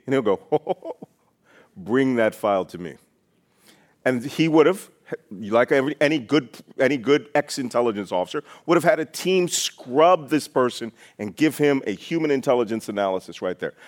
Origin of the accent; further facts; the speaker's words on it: Philadelphia, Pennsylvania, United States; I was born in Philadelphia in a naval hospital